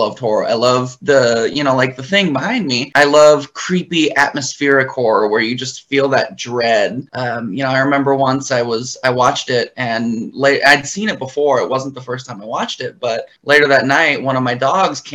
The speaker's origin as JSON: {"language": "English", "town": "Anchorage", "region": "Alaska", "country": "United States", "tie": "born or raised there", "moved": "as an adult", "lives_now": "Los Angeles, United States", "said": "I'm from Anchorage, Alaska, originally. I lived there for the first 22 years of my life."}